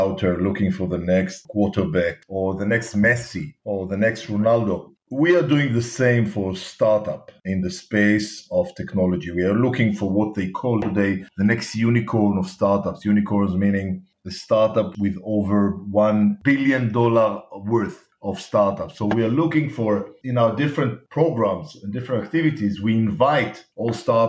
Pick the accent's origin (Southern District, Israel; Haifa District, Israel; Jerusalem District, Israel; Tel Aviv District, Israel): Tel Aviv District, Israel; Tel Aviv; you can hear by my accent, I was born and raised in Tel Aviv, Israel.